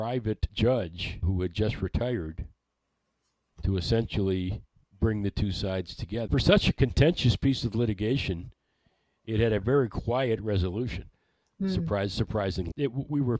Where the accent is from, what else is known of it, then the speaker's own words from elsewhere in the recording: Detroit, Michigan, United States; I grew up in Detroit.